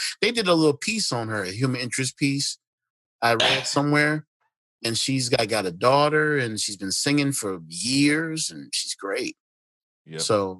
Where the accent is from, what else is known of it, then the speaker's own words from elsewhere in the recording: Detroit, Michigan, United States; Shit, I'm from Detroit.